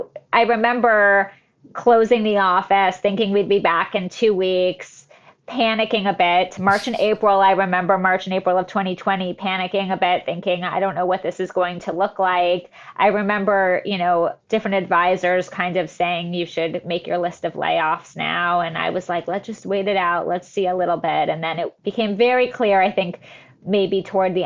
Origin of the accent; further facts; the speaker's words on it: the Valley, California, United States; I grew up in the Valley, which is nothing like a farm